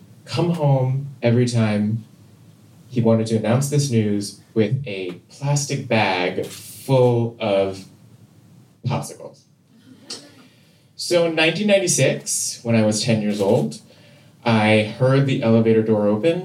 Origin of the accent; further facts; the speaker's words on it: Seoul, South Korea; I grew up in Seoul, South Korea